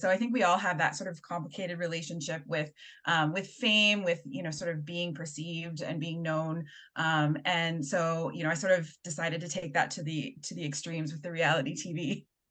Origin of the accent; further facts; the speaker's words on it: Halifax, Nova Scotia, Canada; I grew up in Halifax.